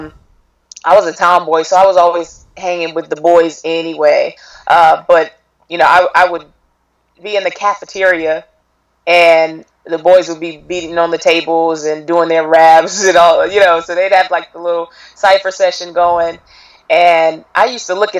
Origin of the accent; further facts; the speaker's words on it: Raleigh, North Carolina, United States; I'm from Raleigh, North Carolina